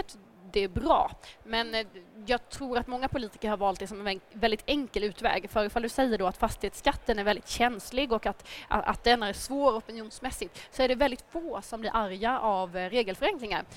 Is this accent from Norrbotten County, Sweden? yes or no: no; Nybro, Kalmar County, Sweden; jag är här som hörs från Småland och hemma i min hemkommun i Nybro